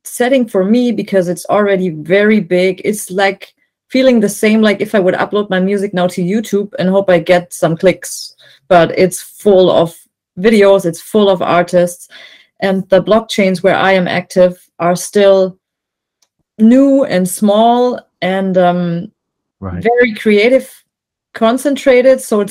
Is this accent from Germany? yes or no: yes; Germany; I'm from Germany, and I make electronic music mostly